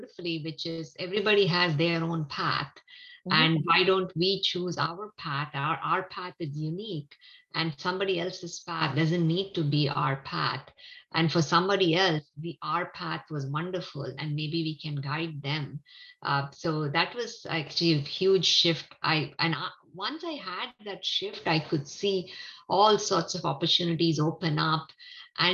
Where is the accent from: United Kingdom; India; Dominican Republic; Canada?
India; I grew up in India